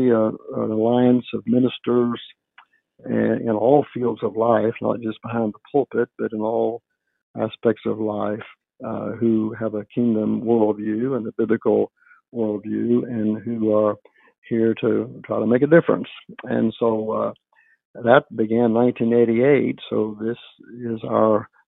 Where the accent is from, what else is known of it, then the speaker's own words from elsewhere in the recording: West Virginia, United States; moved away as an adult; now in Dallas, United States; I'm from West Virginia, born, raised there